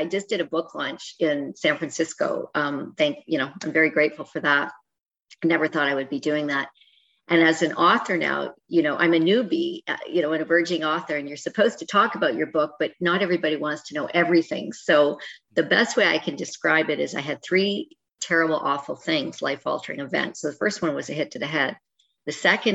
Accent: Canada; I'm Canadian

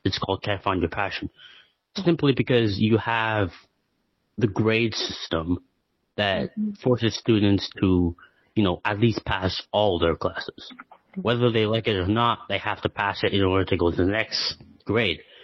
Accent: Canada; I'm from Canada

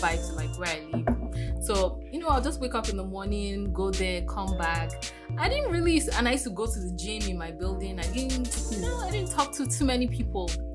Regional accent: Nigeria; moved away; I am from Nigeria

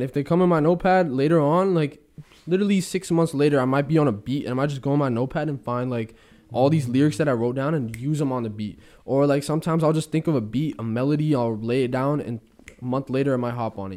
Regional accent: Bay Area, California, United States; I come from the Bay, and there's some rough parts in the Bay Area

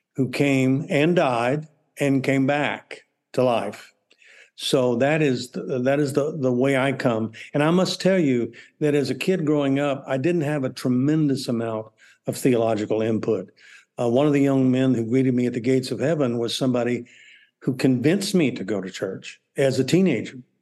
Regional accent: Texas, United States; I'm from Texas

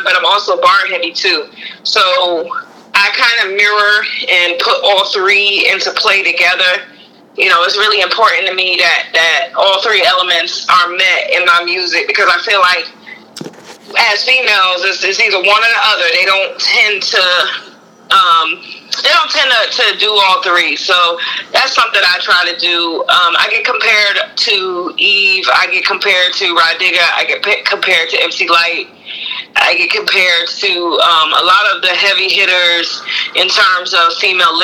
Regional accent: New Jersey, United States; now in Raleigh, United States; I'm from Jersey originally

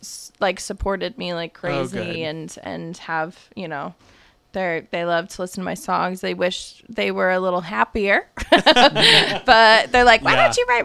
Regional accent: Sundance, Utah, United States; born or raised there; also born or lived in New Jersey

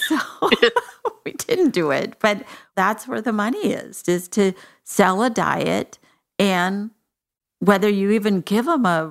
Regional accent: Texas, United States; I'm from Texas

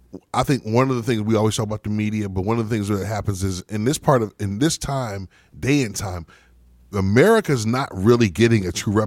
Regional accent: Atlanta, Georgia, United States; but for 17 years I lived in Atlanta, and I grew up initially in Atlanta.

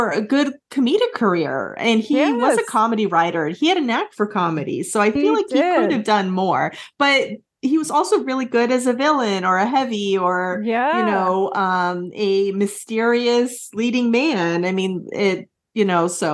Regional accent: Boston, Massachusetts, United States; I'm actually from the Boston area

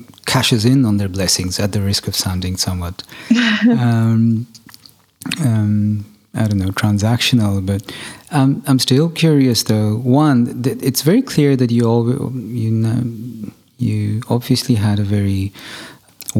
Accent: Germany; I'm actually German, so technically I'm of Indian ancestry.

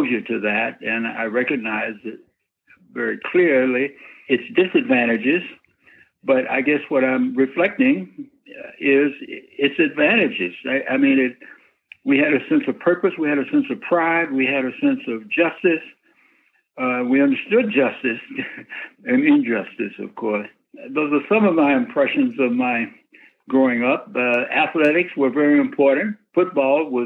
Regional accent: Memphis, Tennessee, United States; also born or lived in Northfield, Massachusetts; I was growing up in Memphis.

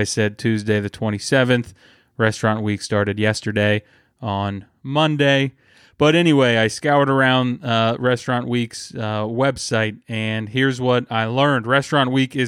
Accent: Springfield, Ohio, United States; now in Columbus, United States; my hometown of Springfield, Ohio

